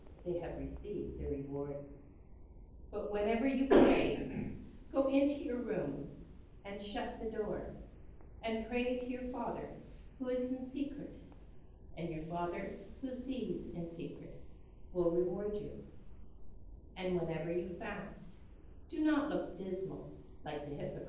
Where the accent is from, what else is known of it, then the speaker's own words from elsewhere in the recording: Canada; Ash Wednesday that I grew up with in Canada